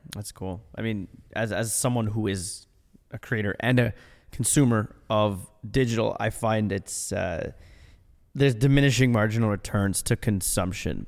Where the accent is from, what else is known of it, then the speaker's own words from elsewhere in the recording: Ottawa, Ontario, Canada; I'm from Ottawa.